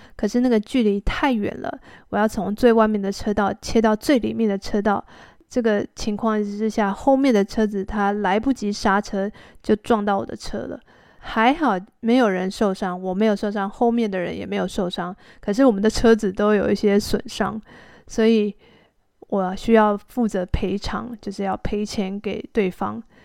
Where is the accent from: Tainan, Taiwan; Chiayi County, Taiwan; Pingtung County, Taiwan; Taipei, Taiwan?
Taipei, Taiwan; also born or lived in Xizhi, New Taipei; 我的家本来是住在台北市区里面，到哪里都可以坐捷运